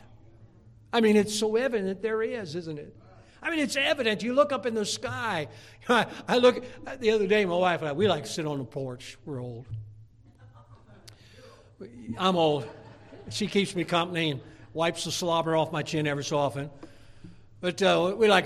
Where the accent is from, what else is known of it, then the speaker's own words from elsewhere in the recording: United States; I'm an American by birth